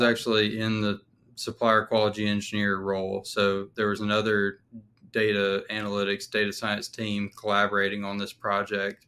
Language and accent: English; Alabama, United States; moved away as an adult; also born or lived in Texas; I'm from Alabama